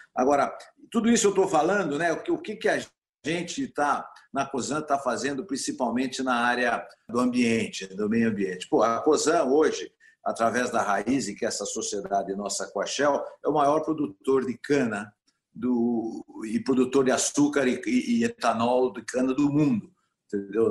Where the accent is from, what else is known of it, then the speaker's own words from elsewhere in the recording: Brazil; como brasileiro e como está envolvido em todo o agronegócio